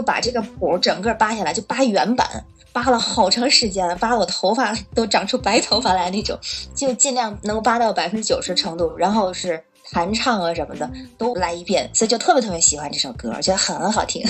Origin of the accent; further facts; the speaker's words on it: Tianjin, China; now in Beijing, China; 我是天津人，住在北京。呃，我是做国际中文教育，就是面向海外的学生做中文教学，还有文化推广，还有培训一些中文老师这样